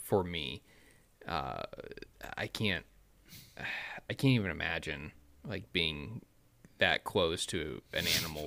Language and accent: English; Midwest, United States; I growing up in the Midwest